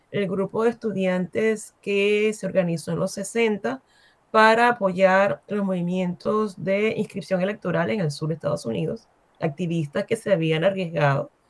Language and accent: Spanish; Venezuela; moved away as an adult; also born or lived in New York / Cameroon; now in United States